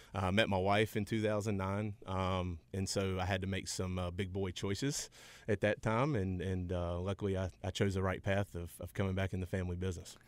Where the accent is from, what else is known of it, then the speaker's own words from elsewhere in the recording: Forest City, North Carolina, United States; I grew up in Forest City, North Carolina.